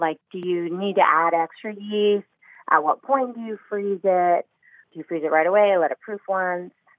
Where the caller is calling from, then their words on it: Los Angeles, California, United States; Los Angeles.